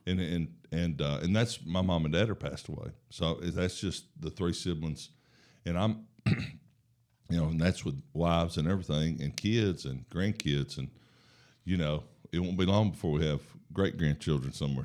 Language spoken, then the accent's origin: English; Huntsville, Alabama, United States; I was born here in Huntsville